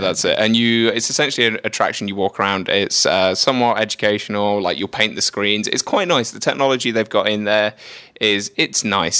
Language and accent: English; England, United Kingdom; moved away; I grew up in England, in the United Kingdom.